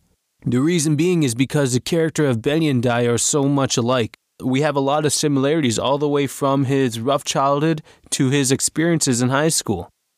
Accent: Toronto, Ontario, Canada; I am from Toronto, Ontario, Canada.

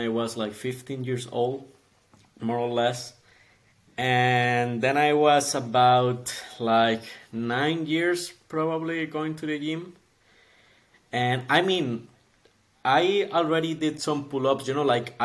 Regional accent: Costa Rica; moved away as an adult; now in Zurich, Switzerland; I'm from Costa Rica, and I came to Switzerland in 2018, in September, actually

